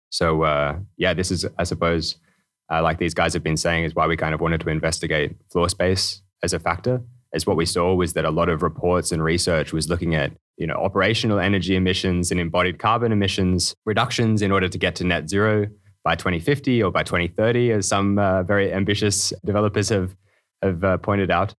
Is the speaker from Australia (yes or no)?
yes; Australia; moved away as an adult; now in Denmark; originally from Australia. So it's a long way to be here in Denmark